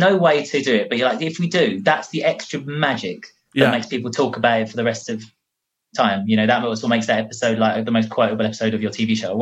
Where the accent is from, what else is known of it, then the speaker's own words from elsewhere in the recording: Grays, East of England, United Kingdom; I have this accent because I'm from Grays